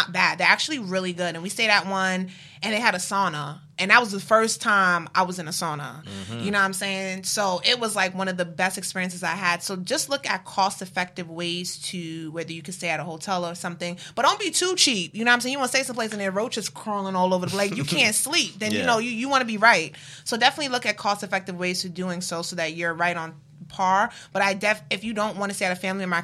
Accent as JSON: {"language": "English", "region": "New York", "country": "United States", "said": "We're from New York."}